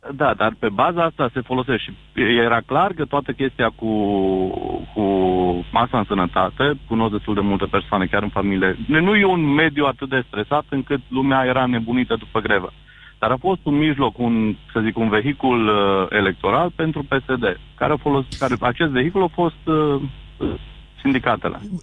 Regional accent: Bihor County, Romania; eu sunt din Bihor

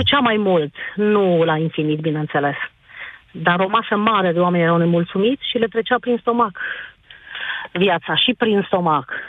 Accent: Sibiu, Sibiu County, Romania; sunt de la Sibiu

